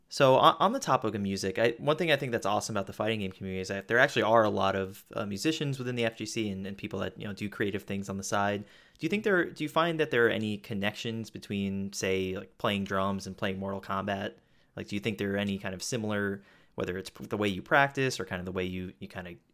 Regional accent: New York, United States; I'm {S0} from New York, so I I've seen him play quite a bit.

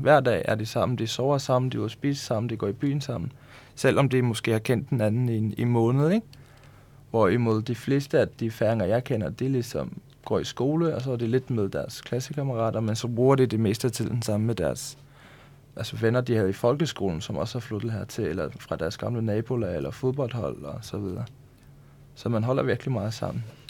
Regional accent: Tórshavn, Faroe Islands; moved away as an adult; now in Denmark; Vi kommer begge to fra hovedstaden

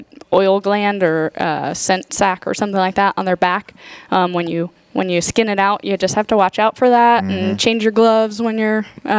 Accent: Pennsylvania, United States; moved away as an adult; also born or lived in North Carolina / Arizona; now in Tennessee, United States; I grew up in Pennsylvania, went to school in North Carolina at NC State

